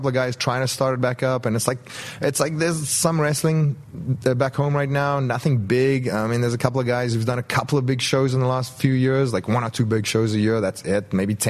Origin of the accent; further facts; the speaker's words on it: South Africa; moved away as an adult; also born or lived in Europe; growing up in South Africa, a third world country, I had a third world passport.